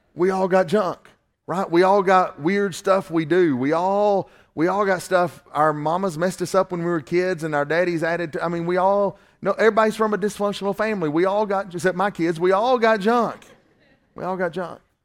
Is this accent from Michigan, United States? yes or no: no; Northwest Georgia, United States; accent: Southern